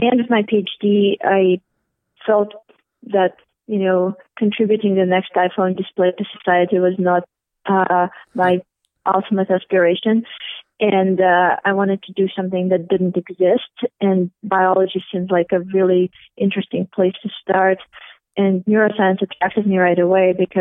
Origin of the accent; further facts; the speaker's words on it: St. Petersburg, Saint Petersburg, Russia; moved away as an adult; I'm ethnically Russian, as you can all figure out from my name, and I grew up in St. Petersburg